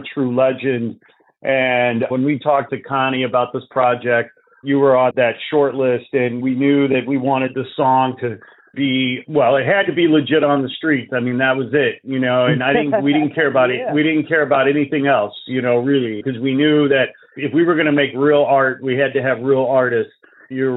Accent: Chicago, Illinois, United States; moved away as an adult; now in Los Angeles, United States; I was born and raised in Chicago. I moved to L.A. 20 years ago.

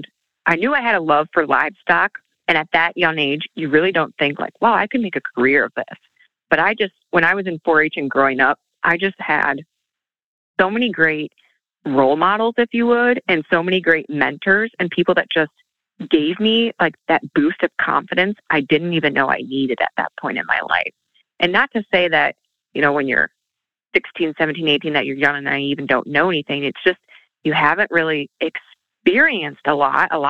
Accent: southern Minnesota, United States; came back in my hometown and worked in a beautiful salon

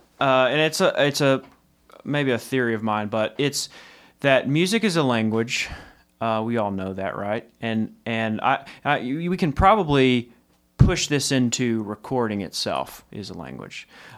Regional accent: Texas, United States; Maybe not me, because I'm from Texas.

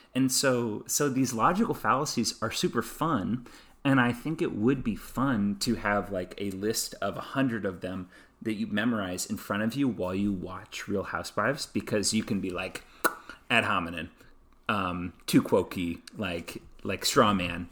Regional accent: United States; being an American, growing up in American cultural systems

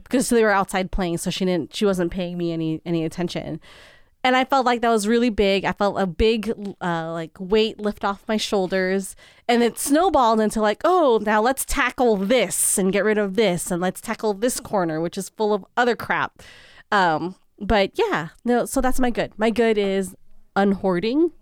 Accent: San Francisco, California, United States; first language English; moved away; we grew up in San Francisco

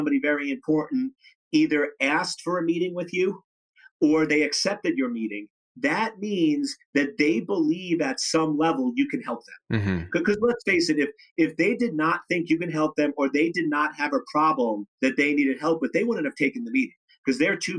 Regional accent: New York, United States; I'm from New York

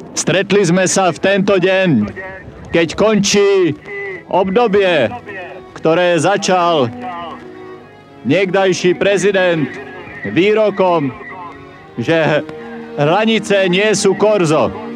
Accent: Slovakia; moved away as an adult; also born or lived in Australia / Israel; ja som tu tiež žila, vyrastala za toho sociku

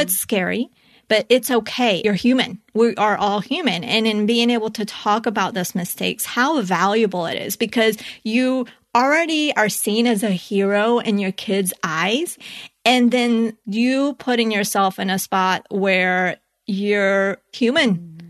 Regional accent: Colombia; growing up, I was born in Colombia

